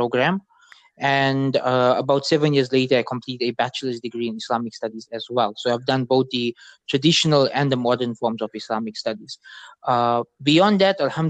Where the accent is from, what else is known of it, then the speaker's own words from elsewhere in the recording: Durban, KwaZulu-Natal, South Africa; I'm born in Durban, South Africa